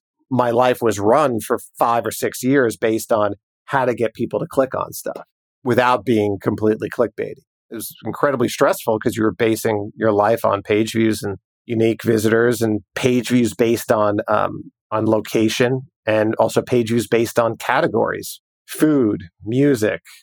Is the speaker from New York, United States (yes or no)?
yes; New York, United States; growing up in New York